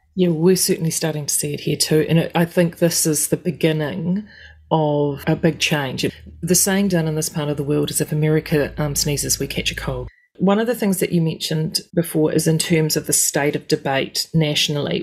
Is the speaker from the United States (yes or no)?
no; New Zealand; as a Kiwi